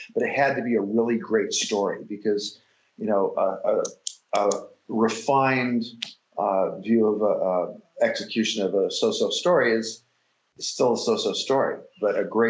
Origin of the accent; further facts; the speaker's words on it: San Diego, California, United States; And I grew up in San Diego. I had a single mother raise me